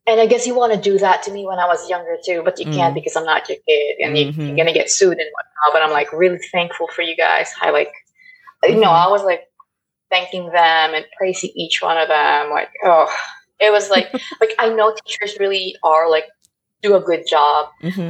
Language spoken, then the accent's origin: English; Philippines; now in United States; I live in a compound growing up in the Philippines